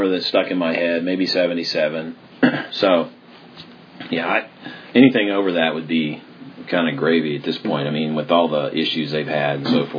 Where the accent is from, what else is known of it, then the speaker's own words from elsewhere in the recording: Dayton, Ohio, United States; I grew up in Dayton area